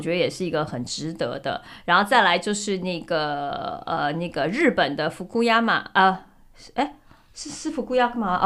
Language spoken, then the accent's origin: Chinese; Taiwan; moved away as an adult; also born or lived in Hong Kong / Europe; 我从小只在就是台湾长大读书嘛，嗯。然后我是读完大学我才出国读书，可是我在欧洲读书